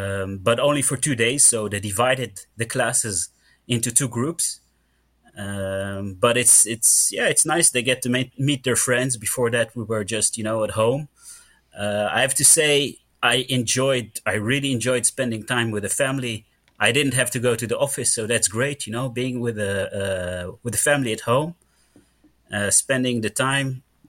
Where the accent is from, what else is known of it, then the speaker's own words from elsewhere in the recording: Mitzpe Ramon, Southern District, Israel; English is a second language; now in Netherlands; So I was born in Israel, grew up in the south, in the Negev Desert, in Mitzpe Ramon, for anybody who knows it. I grew up in a secular family, so actually atheist 100%.